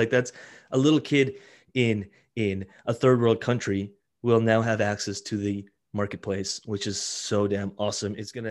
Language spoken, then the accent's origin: English; Italy; born there; moved away; My parents immigrated. I was born in Italy, actually, and they immigrated here and we lived in an apartment, lived in a trailer park.